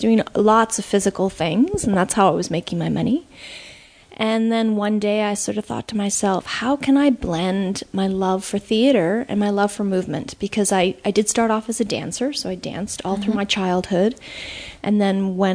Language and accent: English; Canada; also born or lived in United States; I'm Canadian.